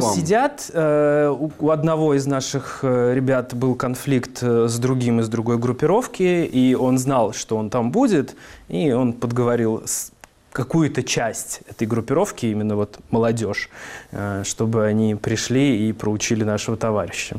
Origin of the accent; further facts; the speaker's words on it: Kazan, Tatarstan, Russia; Я из Дербышек. Это район, собственно, Казани